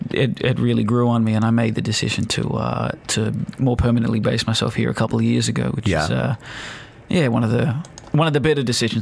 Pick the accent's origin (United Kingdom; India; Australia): Australia; Sydney, New South Wales; now in Dubai, United Arab Emirates; growing up, I was born in Sydney, Australia, Italian and Chilean background, so no Aussie blood, but by default.